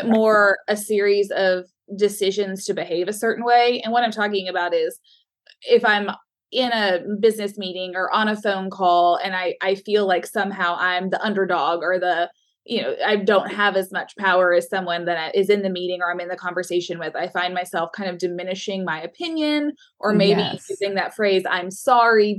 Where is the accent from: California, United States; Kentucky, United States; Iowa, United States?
Kentucky, United States; Louisville; now in Lexington, United States; I grew up in Louisville, where the Derby is held